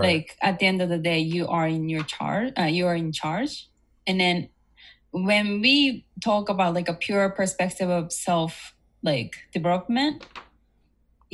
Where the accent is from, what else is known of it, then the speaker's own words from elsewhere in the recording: Japan; also born or lived in United States; I was born and raised in Japan, and I also lived in the States.